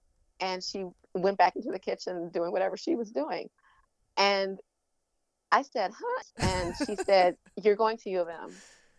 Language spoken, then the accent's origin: English; Detroit, Michigan, United States; moved away as an adult; also born or lived in Chicago, Illinois; now in North Carolina, United States; Growing up in Detroit